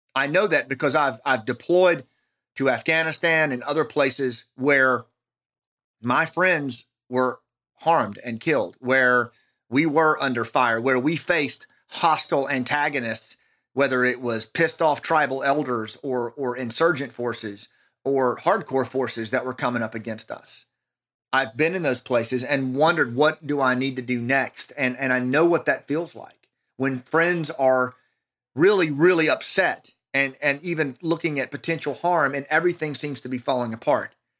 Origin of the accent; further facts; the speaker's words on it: United States; in our own country